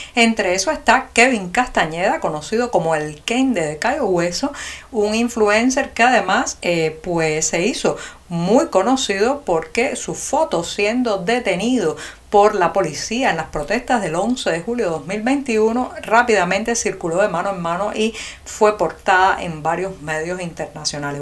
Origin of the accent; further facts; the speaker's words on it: Cuba; los cubanos